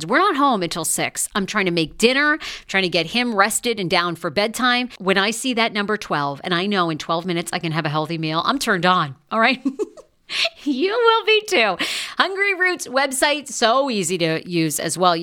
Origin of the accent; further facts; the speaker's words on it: Maine, United States; my home state